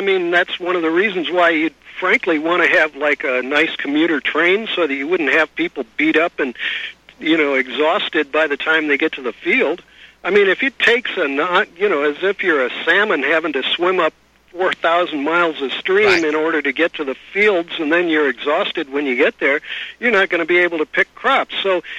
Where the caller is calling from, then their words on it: California, United States; I'm calling you from California